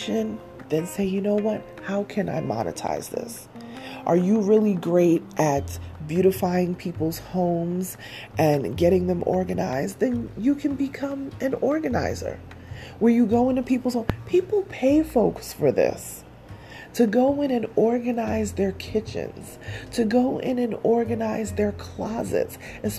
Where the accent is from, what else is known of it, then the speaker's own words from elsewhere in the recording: New York, United States; I'm a New Yorker